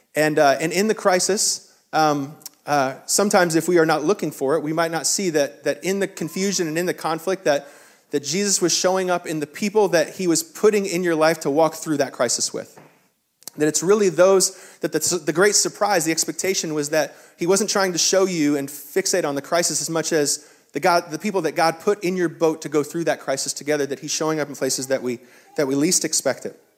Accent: the South, United States; as a Southerner

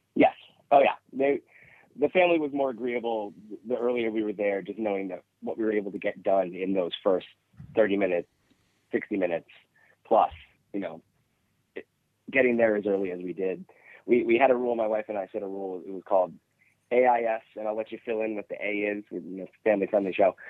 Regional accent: New Hampshire, United States; We're from New Hampshire

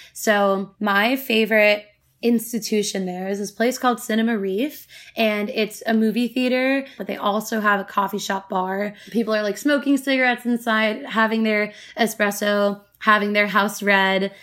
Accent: United States; growing up in America

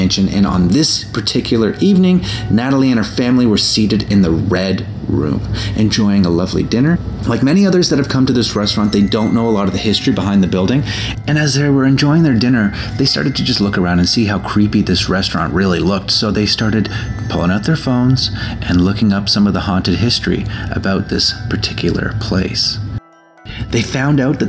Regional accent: Toronto, Ontario, Canada; my hometown of Toronto

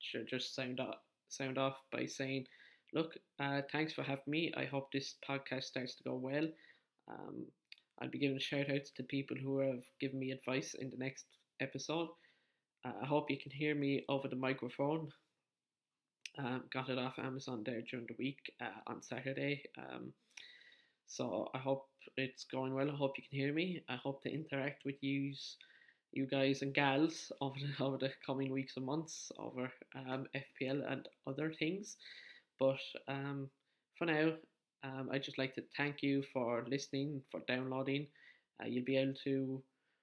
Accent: County Wexford, Leinster, Ireland; I'm from County Wexford in the Republic of Ireland.

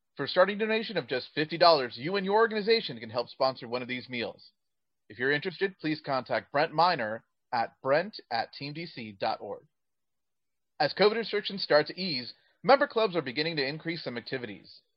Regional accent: Deep South Texas, United States; I grew up in Deep South Texas and I was raised on a steady diet of country music

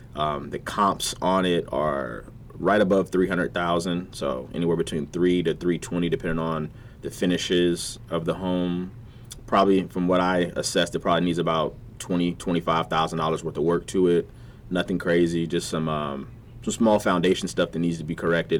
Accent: Virginia Beach, Virginia, United States; growing up in Virginia Beach, um, College Park to be exact you know, CP.

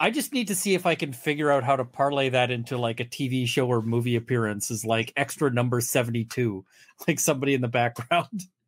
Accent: Canada; I'm a Canadian criminal defense and firearms lawyer

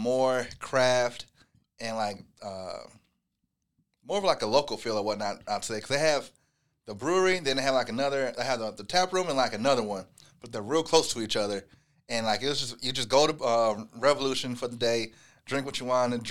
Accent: Rockford, Illinois, United States; moved away; My hometown's Rockford, Illinois

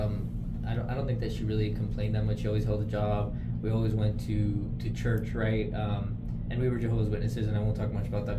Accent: Orange County, Southern California, United States; moved away as an adult; also born or lived in Arizona; now in El Paso, United States; SoCal, Southern California, Orange County

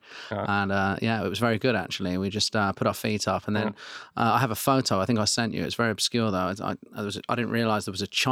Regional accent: Eastbourne, South East England, United Kingdom; my hometown, Eastbourne

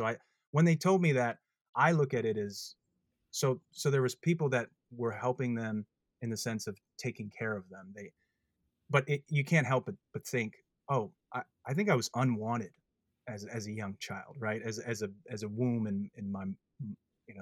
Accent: Minnesota, United States; moved away as an adult; also born or lived in American Samoa / Northern California / California; I was 2 years old. And then we moved to the great island of Minnesota, where it's freezing cold. It was quite a move for my parents. And I've been raised in Minnesota

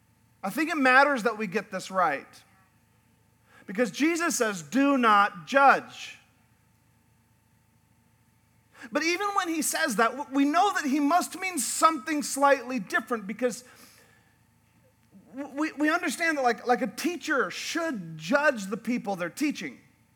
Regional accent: Alaska, United States; also born or lived in Yukon, Canada; I grew up in Alaska and the Yukon in northern Canada, and up there we have whitewater rafting.

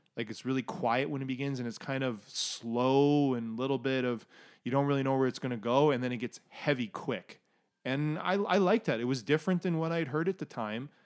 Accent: Canada; anyone who's gone anywhere as Canadian

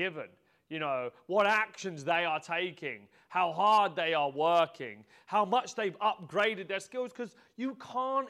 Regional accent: Peterborough, East of England, United Kingdom; I was born in Peterborough. I started off my life in this modest terraced house

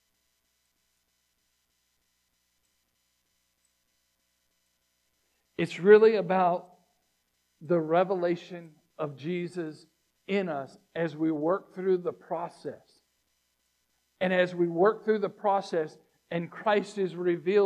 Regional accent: Virginia Beach, Virginia, United States; I grew up in Virginia Beach

